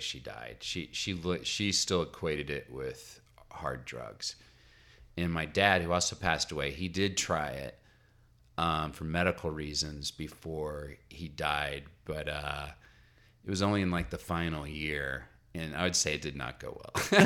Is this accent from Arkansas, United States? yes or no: yes; Little Rock, Arkansas, United States; moved away; also born or lived in Massachusetts; I'm from Little Rock, Arkansas